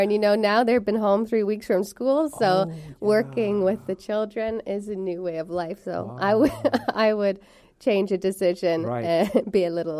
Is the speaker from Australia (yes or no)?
no; Montreal, Quebec, Canada; moved away; also born or lived in Toronto / Ottawa; I'm actually from, born and raised in Montreal, and then we moved to Toronto. I went to university in Ottawa, though.